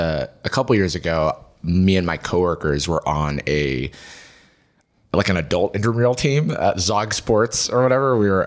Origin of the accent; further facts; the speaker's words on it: Gainesville, Florida, United States; moved away as an adult; also born or lived in Atlanta, Georgia; I grew up in Gainesville, Florida, which is like a college town, home of the Gators.